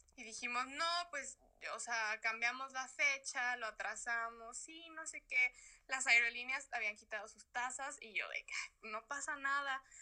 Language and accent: Spanish; Mexico; moved away as an adult; now in Madrid, Spain